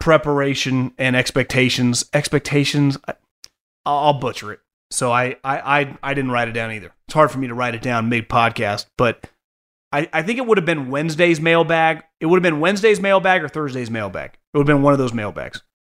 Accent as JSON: {"language": "English", "region": "Northern California", "country": "United States", "tie": "born or raised there", "said": "I'm born and raised in Northern California"}